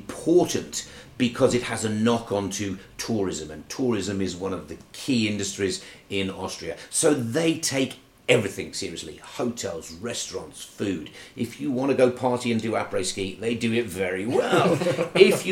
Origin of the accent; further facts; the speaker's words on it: United Kingdom; as a ski racer, as a British ski racer